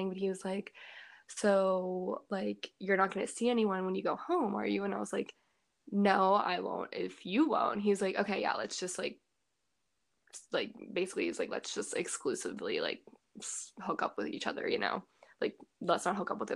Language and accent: English; Pittsburgh, Pennsylvania, United States; also born or lived in New Jersey; I'm from Pittsburgh